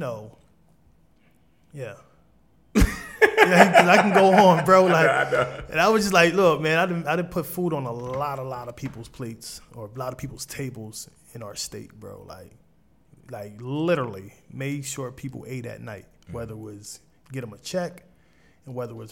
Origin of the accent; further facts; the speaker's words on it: Wilmington, Delaware, United States; I came from Southbridge Projects in 23rd and Jessup